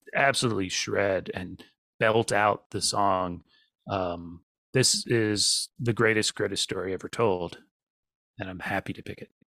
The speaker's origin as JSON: {"language": "English", "region": "Virginia", "country": "United States", "also_born_or_lived": "Norfolk, Virginia", "said": "I'm from Virginia. I've lived in Norfolk."}